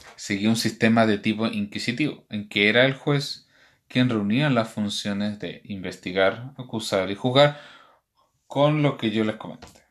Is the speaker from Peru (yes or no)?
no; Chile; en nuestro país